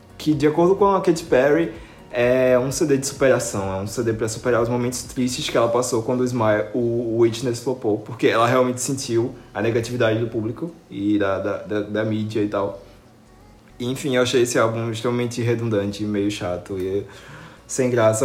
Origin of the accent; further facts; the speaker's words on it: Recife, Pernambuco, Brazil; aqui na minha cidade, tipo, eu sou do Recife. É, e da região metropolitana